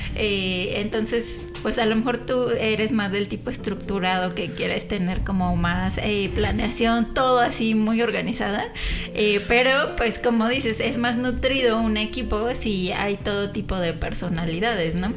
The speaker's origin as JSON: {"language": "Spanish", "town": "San Juan", "country": "Mexico", "also_born_or_lived": "Paris, France", "said": "soy de aquí de San Juan, he vivido en varios lados"}